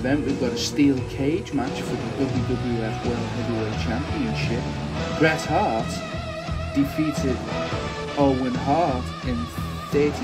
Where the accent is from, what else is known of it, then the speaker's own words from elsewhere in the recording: Liverpool, North West England, United Kingdom; accent: Scouse; my rich Scouse accent